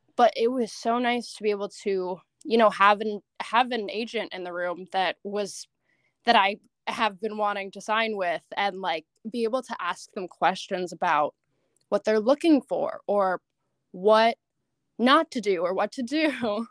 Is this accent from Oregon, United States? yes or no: no; Seattle, Washington, United States; now in Los Angeles, United States; I lived in Seattle most of my life